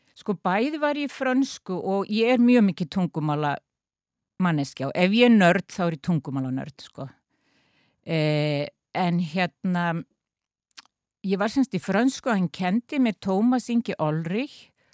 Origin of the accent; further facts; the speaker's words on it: Akureyri, Northeastern Region, Iceland; accent: northern Icelandic; moved away as an adult; also born or lived in Sweden / France / United States; now in Reykjavík, Iceland; Akureyri eru uppeldisbæri minn